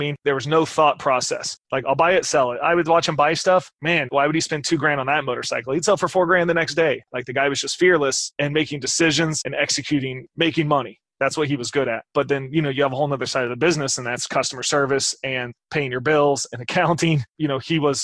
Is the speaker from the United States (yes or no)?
yes; Midwest, United States; I grew up in the Midwest